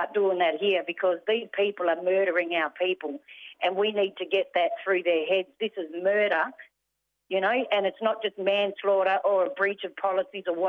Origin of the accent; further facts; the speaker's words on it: Whadjuk Noongar country, southwest of Western Australia, Australia; I'm a Yorgabilia from the Whadjuk Noongar people, you know, the southwest of WA there